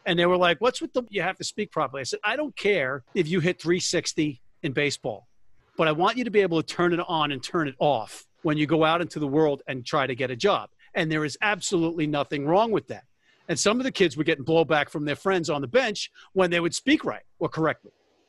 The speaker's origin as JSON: {"language": "English", "town": "Jersey City", "region": "New Jersey", "country": "United States", "tie": "born or raised there", "said": "I'm from urban white trash, New Jersey, Hudson County. I was born in Jersey City and raised in Hudson County."}